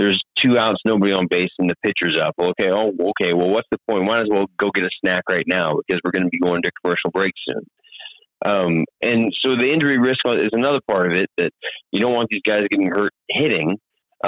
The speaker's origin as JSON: {"language": "English", "region": "Texas", "country": "United States", "tie": "born or raised there", "moved": "yes", "said": "I grew up in Texas following the Rangers."}